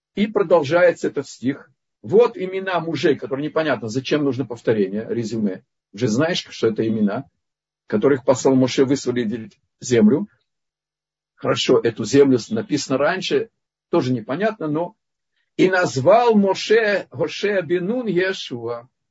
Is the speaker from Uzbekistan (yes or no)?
no; Lithuania; Я из Литвы